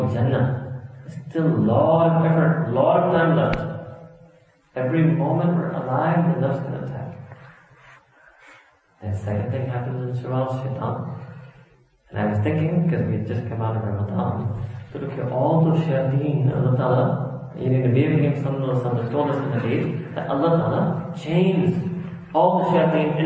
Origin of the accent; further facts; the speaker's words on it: New York City, New York, United States; I was born and raised in New York City, I've traveled a lot